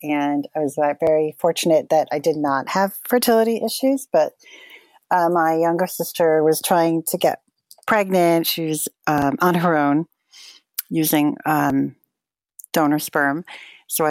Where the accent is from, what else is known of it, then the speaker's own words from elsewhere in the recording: Montclair, New Jersey, United States; I live in Montclair, New Jersey, and I'm actually a Jersey girl, born here